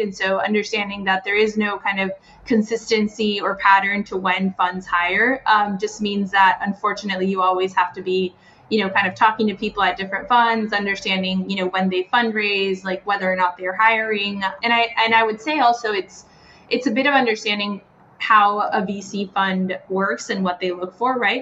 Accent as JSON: {"language": "English", "country": "Guatemala", "moved": "as an adult", "lives_now": "United States", "said": "I am from Guatemala and sort of left Guatemala for college. Have been in the U.S. since then"}